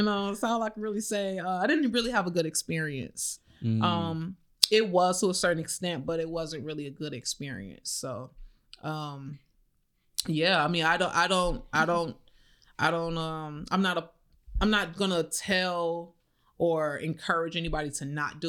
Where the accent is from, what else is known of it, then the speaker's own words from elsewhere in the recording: Chicago, Illinois, United States; moved away as an adult; also born or lived in Atlanta; now in Florida, United States; I'm from the South Side